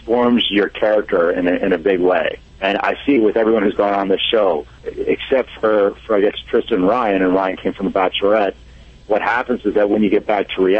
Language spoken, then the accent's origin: English; Italy; I'm Italian